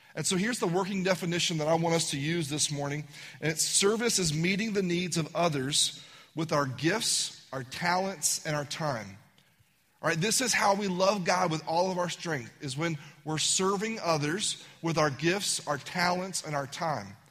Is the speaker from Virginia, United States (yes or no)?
yes; Virginia, United States; I'm from Virginia